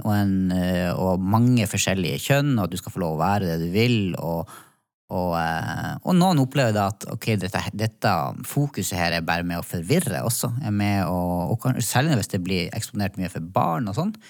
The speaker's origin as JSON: {"language": "Norwegian", "region": "Northern Norway", "country": "Norway", "moved": "yes", "lives_now": "Oslo, Norway", "said": "Det er godt å bo i Oslo, kjenner jeg. Ja. Jeg som har eh, kommet fra Nord-Norge."}